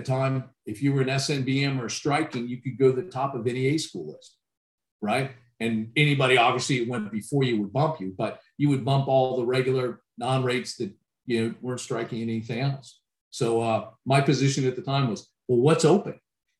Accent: California, United States; Like I said, I'd never been to a lake. I came from California, so the snow was absolutely incredible to me.

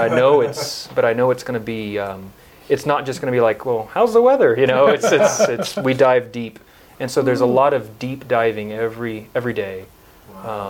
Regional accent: Abilene, Texas, United States; I was born and raised in Abilene, Texas, kind of west central Texas

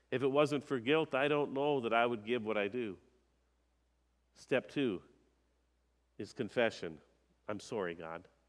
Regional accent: Minnesota, United States; I'm a Minnesotan

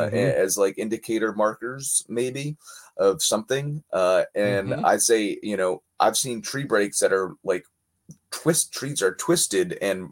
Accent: Sparta, New Jersey, United States; That was in Sparta, in my hometown in New Jersey

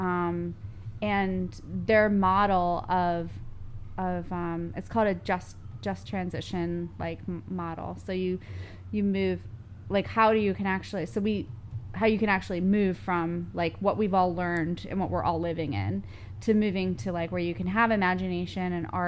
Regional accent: Pennsylvania, United States; moved away; also born or lived in New York City; where I grew up in Pennsylvania was a suburb

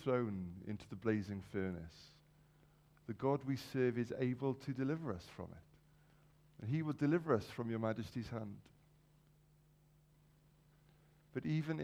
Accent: Wales, United Kingdom; as a Welshman

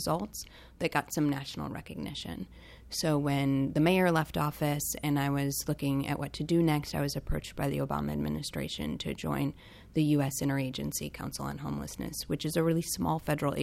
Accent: Washington, District of Columbia, United States; here in my hometown

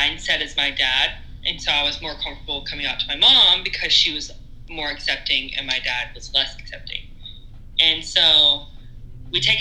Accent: East Texas, United States; also born or lived in Lufkin, Texas; growing up in East Texas and being gay was easy

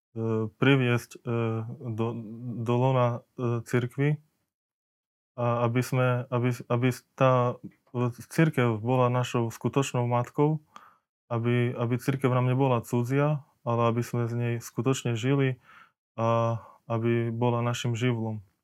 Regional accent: Markovce, Košice Region, Slovakia; Takže ja pochádzam z dediny Markovce. E, svoje detstvo som prežil v tej dedine, E, tam som sa narodil

